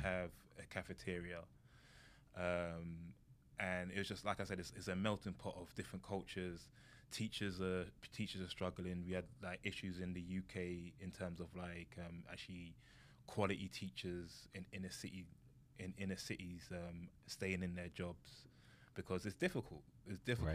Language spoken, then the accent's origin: English; London, United Kingdom; moved away as an adult; now in United States; I grew up in London